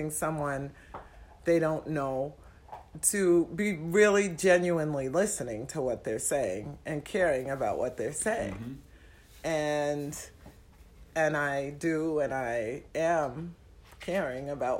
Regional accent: New York City, New York, United States; now in Twin Cities, United States; I'm from Manhattan, New York City

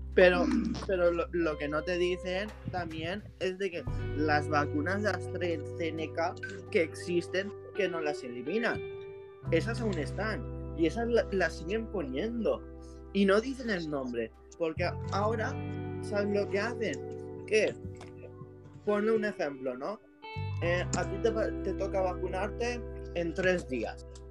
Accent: Spain; yo soy de España

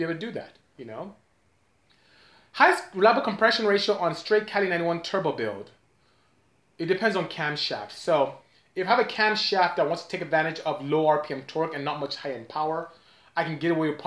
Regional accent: Nigeria; now in United States; I'm from Nigeria

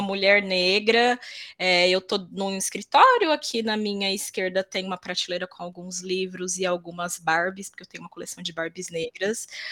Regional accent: Mato Grosso do Sul, Brazil; also born or lived in interior of São Paulo state; now in São Paulo, Brazil; Nasci no interior de São Paulo, mas eu sempre digo que sou Legal. Mato Grossense porque fui lá que eu fui criada.

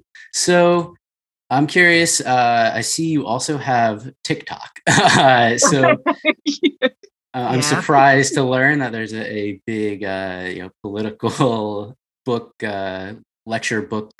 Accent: Pennsylvania, United States; my home state of Pennsylvania

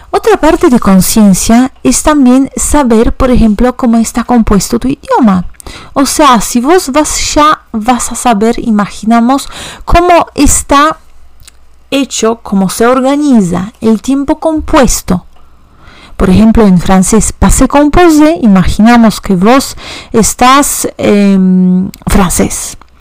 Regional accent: Warsaw, Masovian Voivodeship, Poland; first language Polish; Spanish is a second language; yo soy de Varsovia

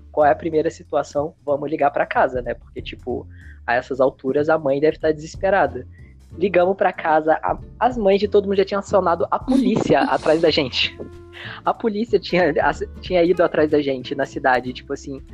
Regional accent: Minas Gerais, Brazil; eu sou de Minas Gerais, então Minas Gerais, terra da cachoeira

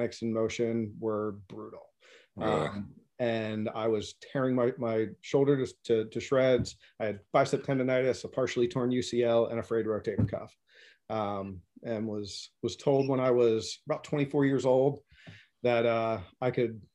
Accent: Philadelphia suburbs, Pennsylvania, United States; moved away; also born or lived in Hudson, New Hampshire; I grew up actually in the Philly suburbs

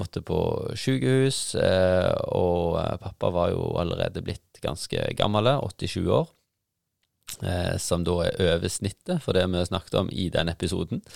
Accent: Luster, Vestland, Norway; i Luster, der vi kommer fra

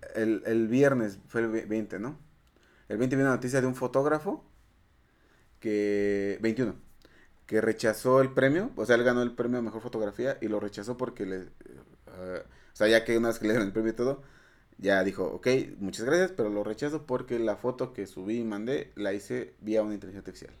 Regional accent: Mexico; soy un mexicano, este, matemático

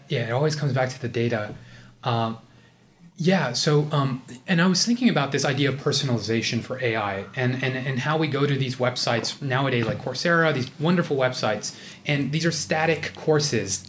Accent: United States; we're both Indian American. Um, although I'm like a fake, you know, A B C D

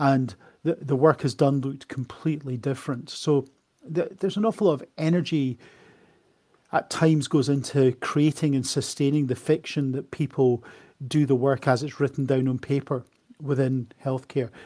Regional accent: Edinburgh, Scotland, United Kingdom; moved away as an adult; also born or lived in Australia; now in Coventry, United Kingdom; I am not from England. You might be able to tell that from my accent. I am originally from Edinburgh. I'm a comprehensively educated Edinburgh man. I went to a school called Craigmount

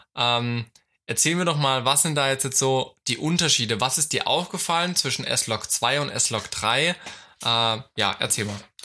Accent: Germany; ich komme aus Deutschland

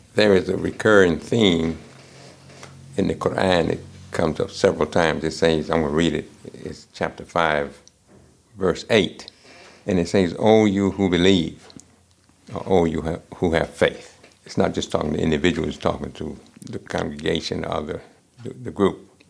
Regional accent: United States; I'm African American and I grew up uh, in this country

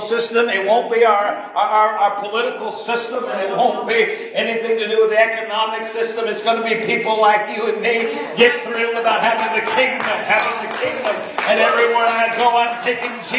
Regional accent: Maine, United States; I'm from Maine

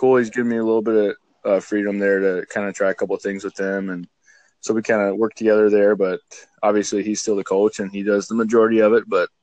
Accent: Watertown, South Dakota, United States; moved away; I'm from Watertown, South Dakota originally. And I played football in high school

